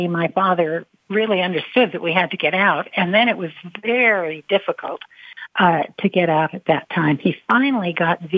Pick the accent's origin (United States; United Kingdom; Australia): United States; Chehalis, Washington; I grew up in Chehalis, and I certainly remember my life there